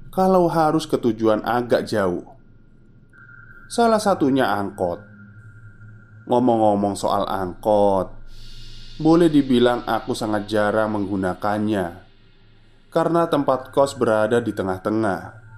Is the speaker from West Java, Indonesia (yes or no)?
yes; Sukabumi, West Java, Indonesia; Aku yang berasal dari Sukabumi harus ngekos juga.